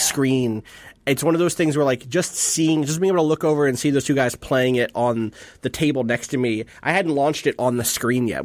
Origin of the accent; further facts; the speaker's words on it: New Jersey, United States; I'm from New Jersey. I'm from the East